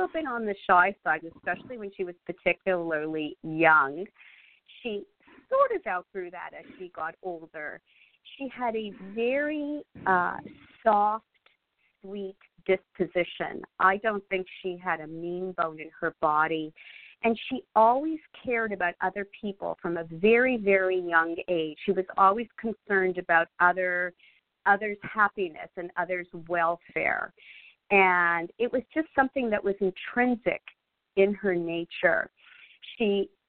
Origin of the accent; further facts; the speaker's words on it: Montreal, Quebec, Canada; moved away as an adult; now in United States; I'm originally from Montreal, Canada, and actually lived there most of my life.